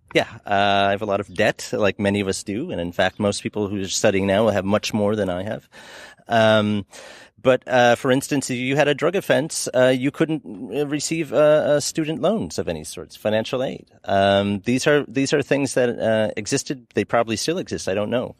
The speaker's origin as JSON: {"language": "English", "country": "United States", "said": "as an American"}